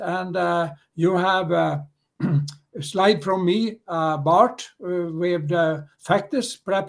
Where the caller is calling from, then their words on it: Stockholm, Stockholm County, Sweden; I'm calling from Stockholm in Sweden.